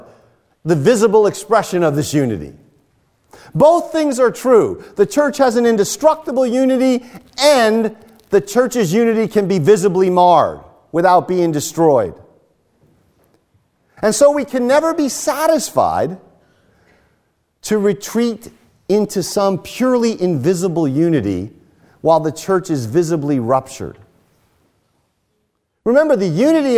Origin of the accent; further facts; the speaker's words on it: United States; as American evangelicals